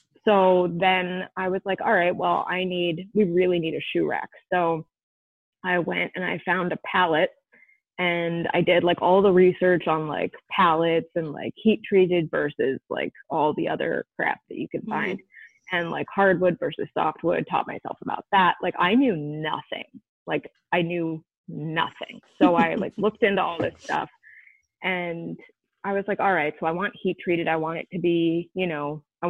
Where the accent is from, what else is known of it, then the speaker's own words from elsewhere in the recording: Vermont, United States; moved away as an adult; also born or lived in Maine / Carlisle, Pennsylvania; now in Philadelphia, United States; I was born in Philly, and I lived in Philly until I was 7. And then when my dad passed, my mom moved us up to Vermont, where my mom's sister and brother-in-law were. So then I lived in Vermont for 16 years